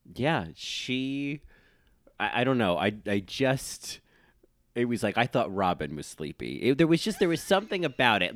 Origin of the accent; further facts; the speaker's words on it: New York City, New York, United States; New Yorkers, we don't get over things